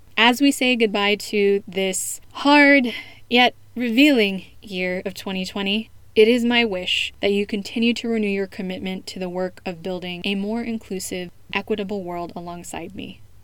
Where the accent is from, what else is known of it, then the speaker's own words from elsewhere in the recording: United States; first language English; now in Spain; the assumption that I wasn't born in the US from fellow Americans while I was growing up